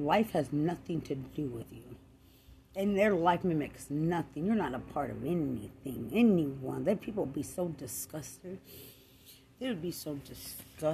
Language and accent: English; Lubbock, Texas, United States; I'm from Lubbock, Texas